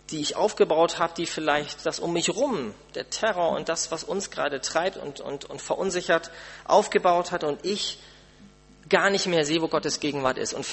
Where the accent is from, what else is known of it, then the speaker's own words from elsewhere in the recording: Germany; Man muss doch, als Deutscher doch umso mehr, man muss doch irgendwas tun können.